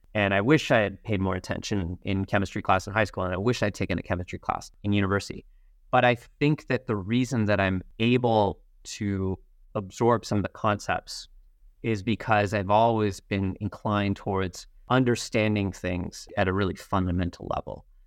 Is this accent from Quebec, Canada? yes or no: yes; Montreal, Quebec, Canada; also born or lived in Toronto; I am very proud to be Canadian, and I feel very, very lucky to have grown up here